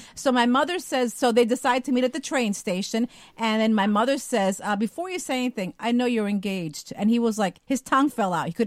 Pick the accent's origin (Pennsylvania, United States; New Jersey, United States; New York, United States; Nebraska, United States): New Jersey, United States; Newark; I was born in Newark, so I love Newark